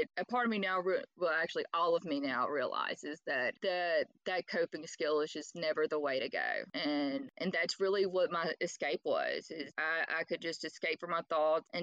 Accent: Louisiana, United States; also born or lived in Jackson, Mississippi; I'm from Jackson, Mississippi, and I grew up in Louisiana

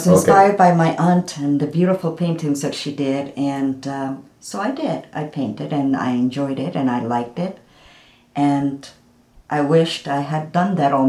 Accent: Lima, Peru; moved away as an adult; also born or lived in Miami, Florida; now in Ocala, United States; I was born and raised in Lima, Peru.

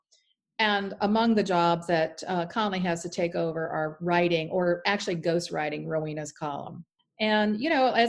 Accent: Florida, United States; my hometown in Florida

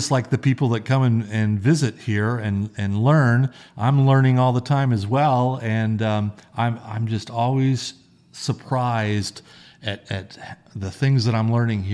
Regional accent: Las Vegas, Nevada, United States; I grew up on the East Side. I was born and raised here as well.

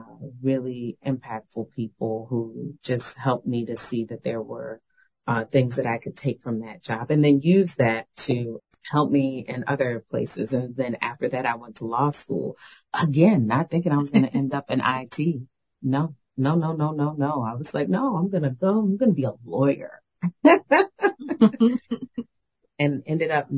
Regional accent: New Orleans, Louisiana, United States; moved away; I'm from New Orleans

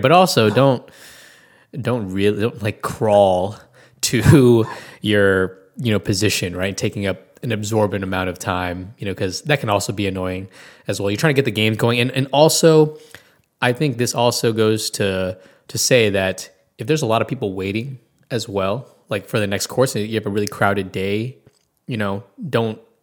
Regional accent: Washington, District of Columbia, United States; now in Tulsa, United States; I'm originally from Washington, the D.C. area

